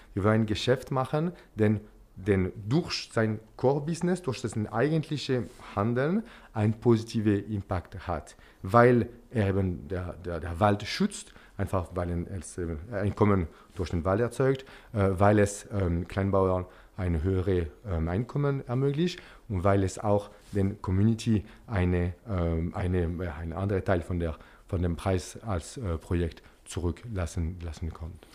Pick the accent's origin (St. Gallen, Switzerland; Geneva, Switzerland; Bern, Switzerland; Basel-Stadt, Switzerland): Geneva, Switzerland; German is a second language; also born or lived in Zürich; now in Basel, Switzerland; ich komme aus, äh, aus Genf.